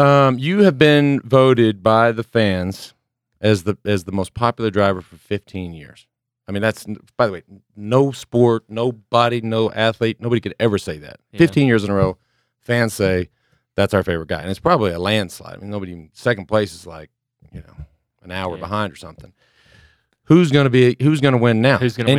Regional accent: Dallas, Texas, United States; I grew up in Dallas, and I talk about the Dallas Cowboys all the time on this podcast.

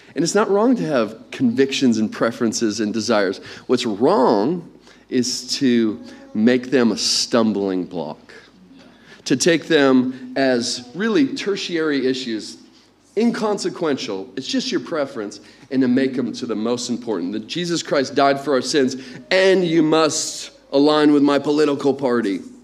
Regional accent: England, United Kingdom; accent: English; my inferior English accent

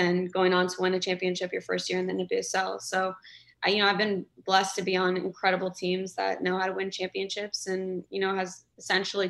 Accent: Kansas City, United States; moved away as an adult; go back to Kansas City, obviously my hometown

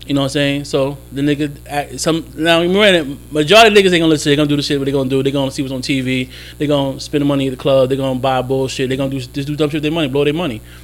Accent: Jersey City, New Jersey, United States; moved away; also born or lived in Florida / Charlotte; I grew up in Jersey City

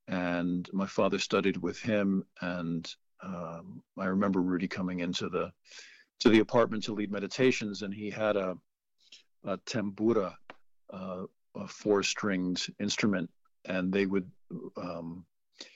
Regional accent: the Berkshires, Western Massachusetts, United States; also born or lived in New York City, New York; I grew up in New York City in the 70s, and then I moved to the Berkshires in Western Massachusetts when I was about 8 or so

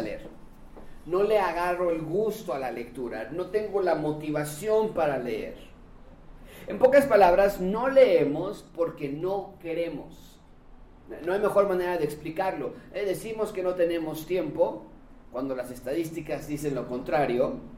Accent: Mexico; los mexicanos leemos 3.4 libros al año

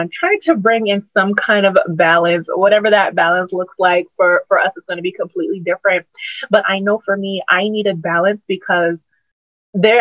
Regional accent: Charleston, South Carolina, United States; moved away as an adult; now in Charlotte, United States; My brand in my hometown where I was at before I moved

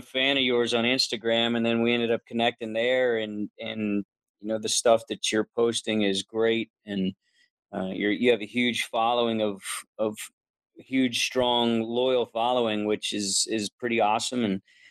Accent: Inverness, Florida, United States; also born or lived in Marianna, Florida / Rockledge, Florida / Floral City, Florida; I grew up in West, actually all over the state of Florida, small town, Mariana, Florida, and North Florida

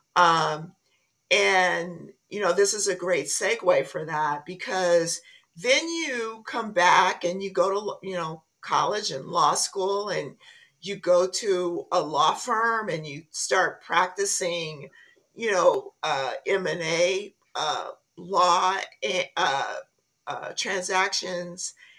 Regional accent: Compton, California, United States; I grew up in Compton.

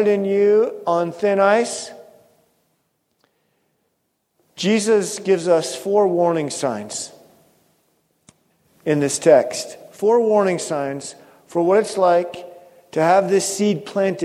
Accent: Pacific Northwest, United States; growing up in the Pacific Northwest

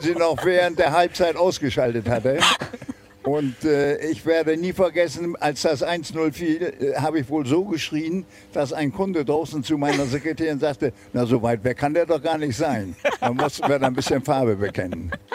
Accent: Bremen, Germany; moved away as an adult; also born or lived in Argentina / Montevideo; bin ich Bremer

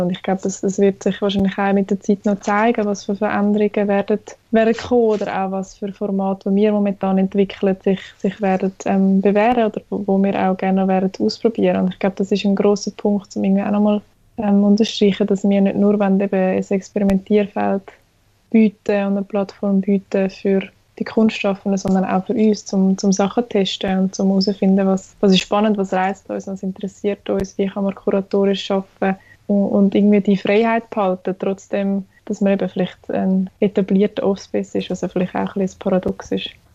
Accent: Zurich, Switzerland; Ich komme aus Zürich und lebe und arbeite auch

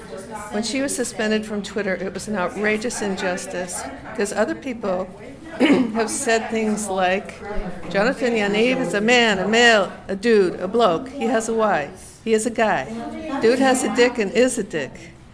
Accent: Boston, Massachusetts, United States; I'm from Boston.

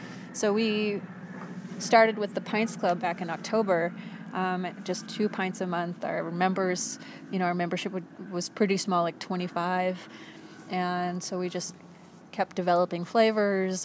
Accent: Coeur d'Alene, Idaho, United States; moved away as an adult; also born or lived in San Francisco / New York; now in Spokane, United States; I grew up in the Northwest. I grew up in Coeur d'Alene, and I went off to San Francisco to art school and then to New York and worked out there for many years

